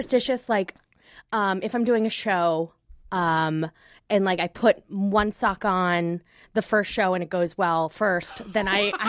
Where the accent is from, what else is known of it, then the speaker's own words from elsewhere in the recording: New York, United States; Long Island.